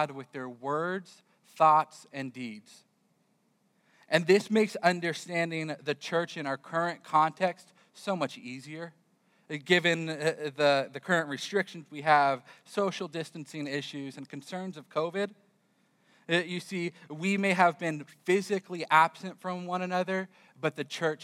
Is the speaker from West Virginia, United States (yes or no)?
no; California, United States; moved away as an adult; also born or lived in Florida; I grew up in California, and for some reason, my wife decided she would follow me as I moved to Florida